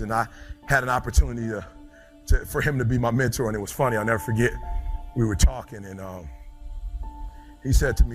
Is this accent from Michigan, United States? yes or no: yes; Detroit, Michigan, United States; I'm from Detroit, high school dropout